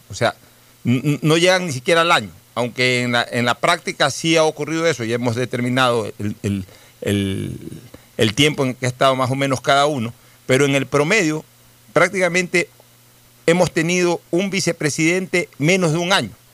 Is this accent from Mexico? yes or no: no; Ecuador